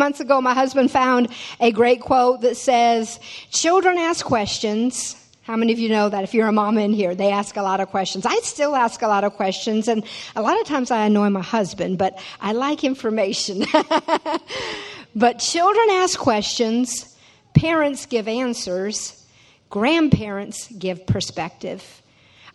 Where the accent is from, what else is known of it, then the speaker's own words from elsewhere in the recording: Tacoma, Washington / Fox Island, United States; moved away as an adult; also born or lived in Fox Island, Washington; now in Louisiana, United States; But I was born in Tacoma, Washington. It's about 30 miles south of Seattle. And lived there till I was 8 years old when my father decided to move about 45 minutes outside of town to a house on a little island called Fox Island.